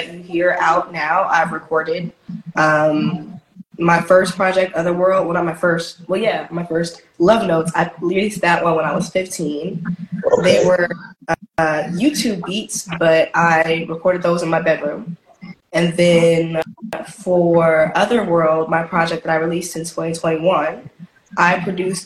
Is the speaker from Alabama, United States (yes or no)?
yes; Huntsville, Alabama, United States; also born or lived in Baltimore, Maryland; now in Atlanta, United States; Baltimore, Maryland originally, but I grew up in Huntsville, Alabama